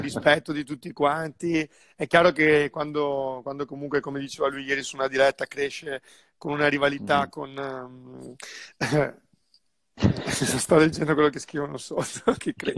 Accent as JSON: {"language": "Italian", "area": "Sandrigo", "region": "Veneto", "country": "Italy", "also_born_or_lived": "Bassano del Grappa / Monaco", "said": "sono di Sandrio, però ho vissuto un po' di anni a Bassano, quindi io mm. sono molto, molto legato al mio territorio"}